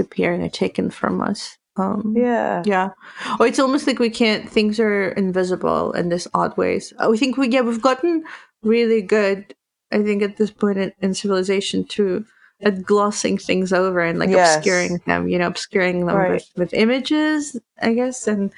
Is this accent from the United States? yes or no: no; Belarus; moved away; I'm from Belarus, actually